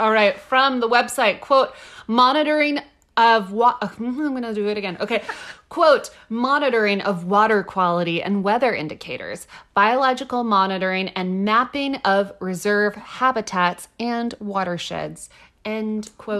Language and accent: English; Texas, United States; Did you guys know? Everything there is big. I'm from Texas.